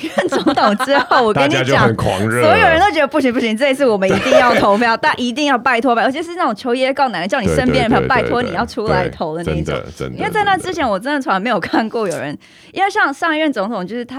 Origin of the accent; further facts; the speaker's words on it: California, United States; 虽然因为我来自加州，因为加州的那个比例